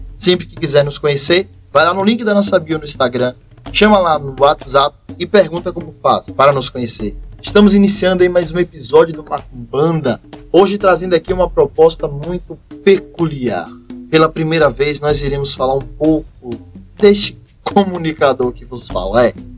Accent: Jacobina, Bahia, Brazil; sou natural da cidade de Jacobina, Bahia, interior aqui da Bahia, mas o interior que eu sou muito apaixonado, pois é o lugar que me deu toda a criação

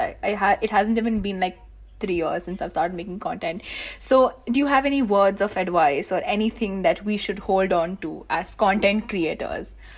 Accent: India; as an Indian creator

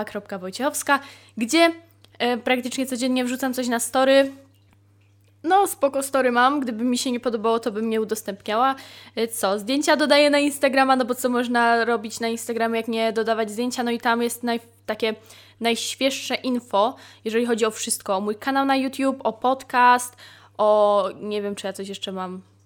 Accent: near Poznań, Greater Poland, Poland; wychowałam się właśnie dojeżdżając do Poznania, że wychowałam się na poznańskim P K P

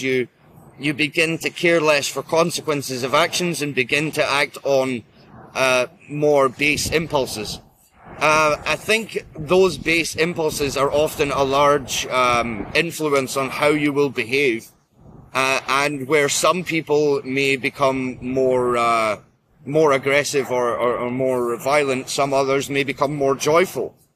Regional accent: Scotland, United Kingdom; I am Scottish uh, of uh, of Norse heritage

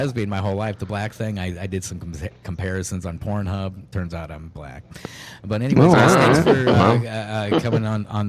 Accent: Northwest Iowa, United States; I'm from the Northwest.

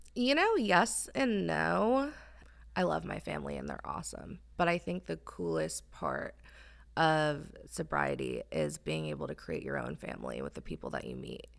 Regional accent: New Jersey, United States; moved away as an adult; now in Texas, United States; I am originally from New Jersey. Um, so being in Texas is still wild to me.

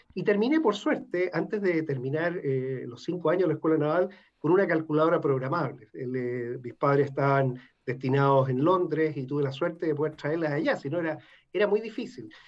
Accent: Valparaíso, Chile; Yo nací también en Valparaíso, y a temprana edad decidí ingresar a la Marina

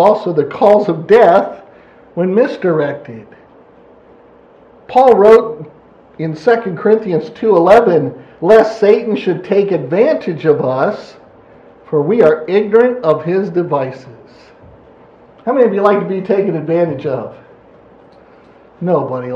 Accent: Pennsylvania, United States; moved away; I'm from Pennsylvania

